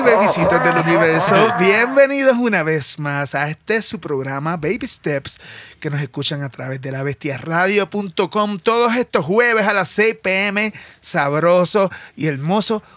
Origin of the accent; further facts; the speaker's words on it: Puerto Rico; yo como puertorriqueño